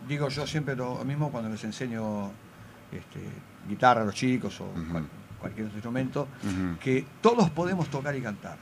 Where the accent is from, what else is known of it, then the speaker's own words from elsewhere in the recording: Buenos Aires, Argentina; yo soy de Paternal